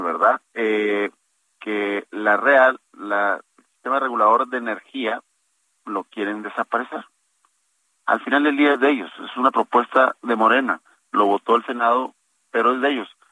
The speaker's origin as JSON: {"language": "Spanish", "region": "Nuevo León", "country": "Mexico", "said": "nosotros aquí en Nuevo León, que es un estado muy productivo"}